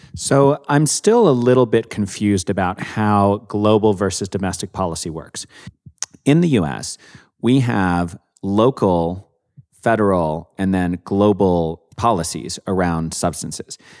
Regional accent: Canada; I'm from Canada

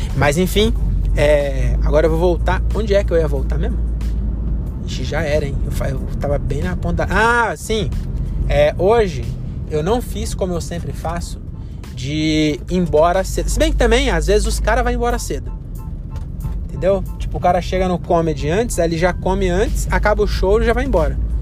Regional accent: Cajamar, São Paulo, Brazil; sou de Cajamar

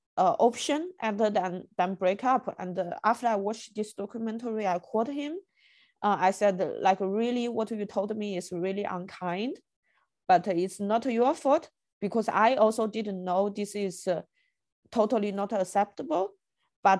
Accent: China; moved away; I grew up in China

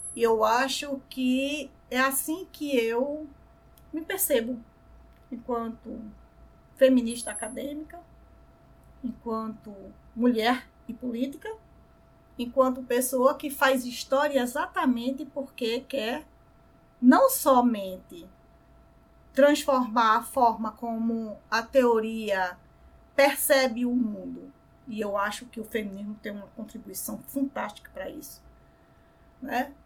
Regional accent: Recife, Pernambuco, Brazil; aqui no Brasil, mais especificamente aqui no Recife, né, onde eu nasci, onde eu moro

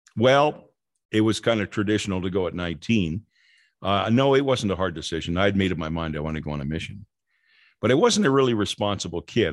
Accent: Los Angeles, California, United States; Growing up in Los Angeles

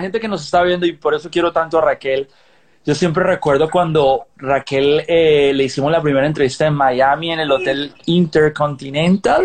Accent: Colombia; moved away as an adult; now in Los Angeles, United States; yo nací en Colombia, yo me crié en Colombia, ya mucho tiempo después vine a vivir a Los Ángeles

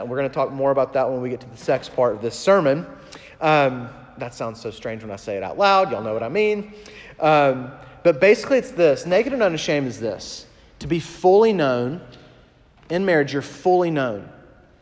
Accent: Huntsville, Alabama, United States; moved away; I just officiated actually my first wedding in Alabama, in my hometown, Huntsville.

